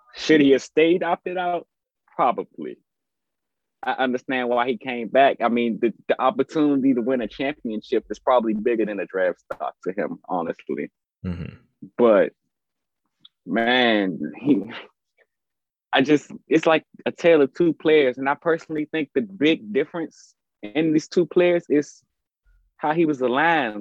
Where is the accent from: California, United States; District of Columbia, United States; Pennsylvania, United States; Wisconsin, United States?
District of Columbia, United States; Washington; I'm from the Washington, D.C. area